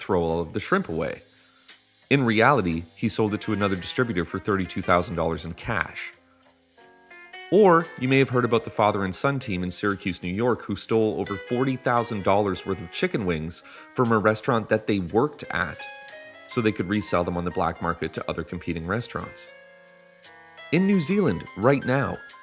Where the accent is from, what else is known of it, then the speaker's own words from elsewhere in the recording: Canada; Being Canadian